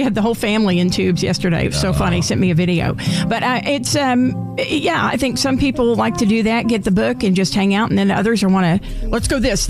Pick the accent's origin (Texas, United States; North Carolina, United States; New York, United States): Texas, United States; Garland; We love you, Garland. Good morning. Woo! My hometown.